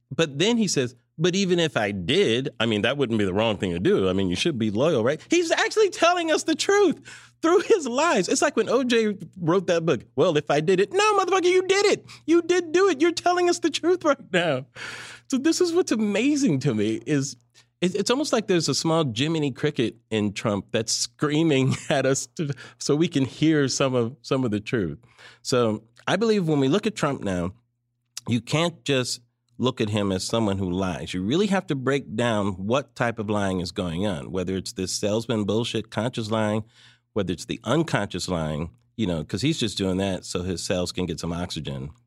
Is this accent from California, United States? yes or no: yes; California, United States; grew up in California